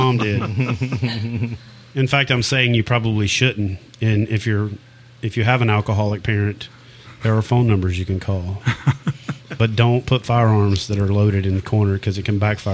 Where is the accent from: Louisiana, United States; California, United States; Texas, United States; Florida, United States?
Louisiana, United States; Ferriday; also born or lived in Jonesville, Louisiana; I'm originally from Faraday, which is where …, …